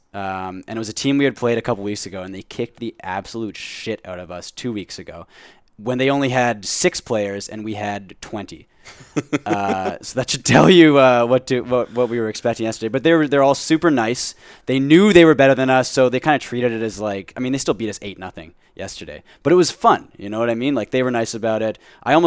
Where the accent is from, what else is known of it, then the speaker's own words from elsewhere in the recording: South Korea; I'm from South Korea though.